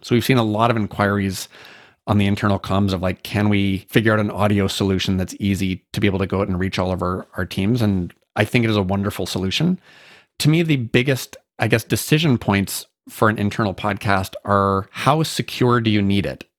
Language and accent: English; Canada; So I'm Canadian.